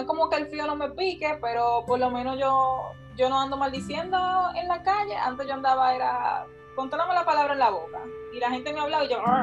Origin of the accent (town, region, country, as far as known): Dominican Republic